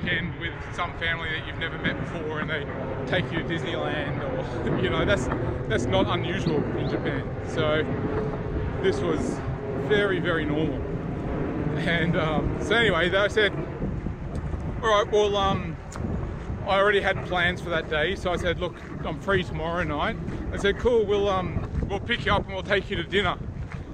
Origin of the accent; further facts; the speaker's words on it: Brisbane, Queensland, Australia; I'm from Brisbane.